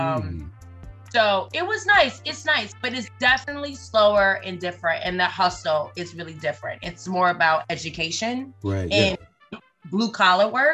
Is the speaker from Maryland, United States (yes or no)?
yes; Baltimore, Maryland, United States; Baltimore, Maryland, born and raised.